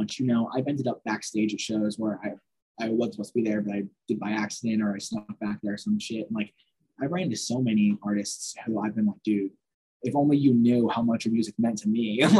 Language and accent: English; Temecula, California, United States; my hometown in Temecula.